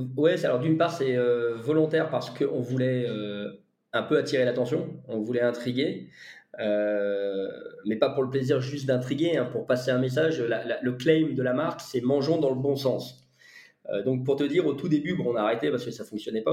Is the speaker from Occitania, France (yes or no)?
no; Lyon, Auvergne-Rhône-Alpes, France; j'ai grandi à Lyon également